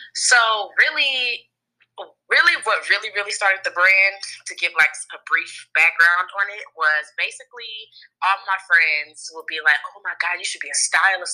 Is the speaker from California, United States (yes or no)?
yes; Oakland, California, United States; moved away as an adult; now in Los Angeles, United States; I'm from Oakland, California, and I moved to LA about three years ago